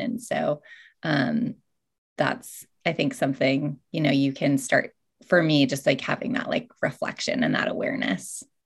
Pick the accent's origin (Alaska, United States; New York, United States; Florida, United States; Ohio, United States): Alaska, United States; moved away; also born or lived in Hawaii / Bellingham, Washington; growing up in Alaska